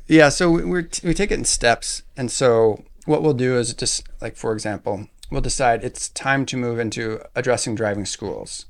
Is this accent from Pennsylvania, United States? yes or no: no; Alaska, United States; I grew up in Alaska